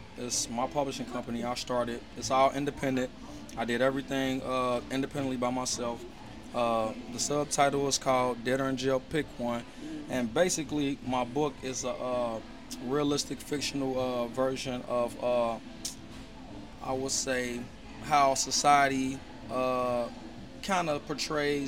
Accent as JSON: {"language": "English", "town": "Cincinnati", "region": "Ohio", "country": "United States", "tie": "born or raised there", "moved": "yes", "said": "growing up back in Ohio"}